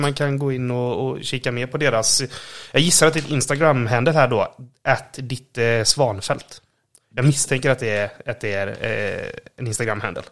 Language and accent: Swedish; Borås, Västra Götaland, Sweden; Vi, vi kommer ju båda från eh, Borås